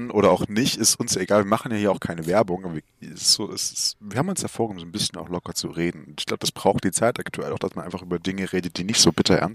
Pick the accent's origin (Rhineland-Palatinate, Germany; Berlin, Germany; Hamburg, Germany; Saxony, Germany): Saxony, Germany; Ich komme aus Sachsen, so, da ist es alles ein bisschen schwieriger mit der Polizei hier.